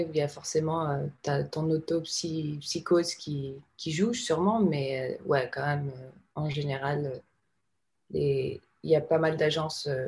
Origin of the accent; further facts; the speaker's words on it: France; now in United States; Non, non, non, je suis française. J'ai encore un visa de travail.